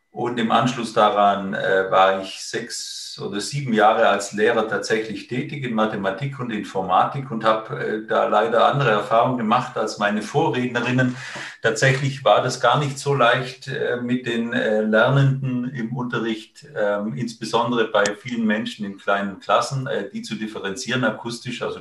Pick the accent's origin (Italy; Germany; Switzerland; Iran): Italy; ich bin äh, ursprünglich aus Italien